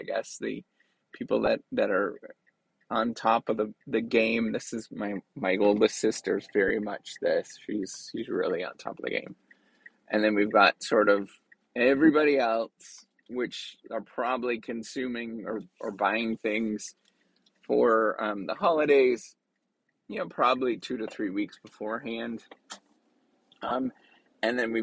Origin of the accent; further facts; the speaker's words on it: Canada; Growing up in Canada